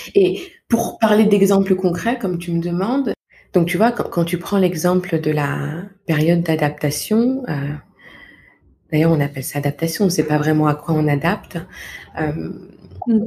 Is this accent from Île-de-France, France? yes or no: yes; Val-de-Marne, Paris region, Île-de-France, France; moved away; je suis originaire de naissance du Val-de-Marne, en région mmh. parisienne, où j'ai passé toute mon enfance, mon adolescence et puis euh, ma première vie d'adulte